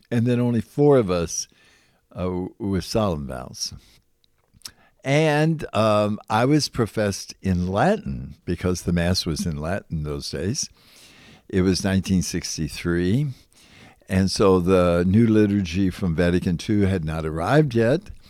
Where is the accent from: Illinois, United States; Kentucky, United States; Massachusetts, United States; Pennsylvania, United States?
Kentucky, United States; Louisville; now in Indiana, United States; I'm originally from Louisville, Kentucky.